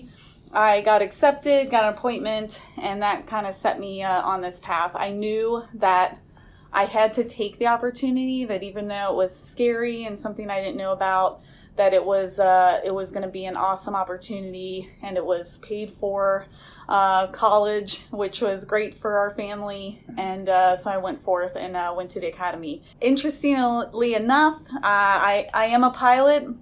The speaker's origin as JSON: {"language": "English", "region": "Ohio", "country": "United States", "tie": "born or raised there", "moved": "as an adult", "said": "I grew up in Ohio, not from a military family"}